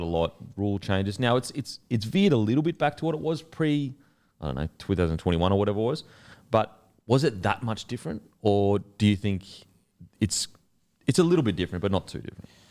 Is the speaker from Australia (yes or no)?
yes; Queensland, Australia; I'm a Queenslander